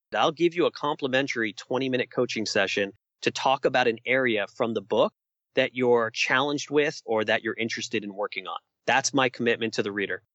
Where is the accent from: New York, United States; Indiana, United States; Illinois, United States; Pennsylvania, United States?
New York, United States; New York City; moved away as an adult; I spent almost 40 years of my life growing up in New York City